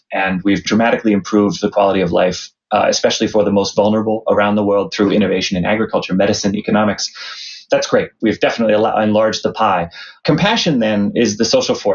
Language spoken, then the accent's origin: English; Lehigh Valley, Eastern Pennsylvania, United States; I'm from Eastern Pennsylvania. I grew up in the Lehigh Valley